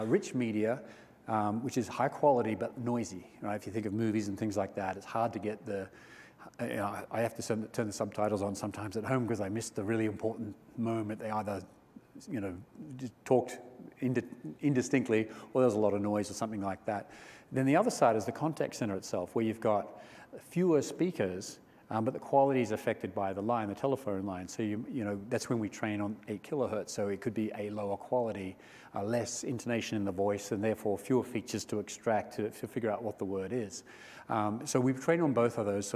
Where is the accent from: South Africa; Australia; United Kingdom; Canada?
Australia; I'm Australian